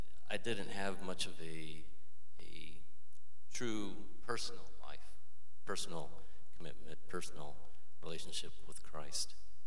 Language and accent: English; Peru; My parents are missionaries, and went to a missionary children's school. Just a conservative life growing up in Peru.